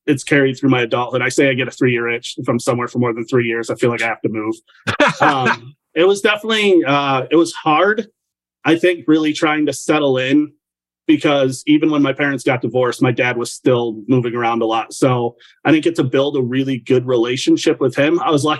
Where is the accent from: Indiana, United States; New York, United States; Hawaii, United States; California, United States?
New York, United States; also born or lived in Nevada / Germany; So I was a military brat growing up. I was born in Nevada and then moved to Germany at a super young age. So once my parents got separated, I moved to middle of nowhere, New York.